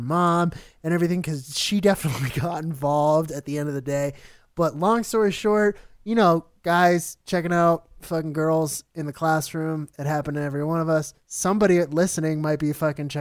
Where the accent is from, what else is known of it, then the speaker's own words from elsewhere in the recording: Pinellas County, Florida, United States; I grew up in Pinellas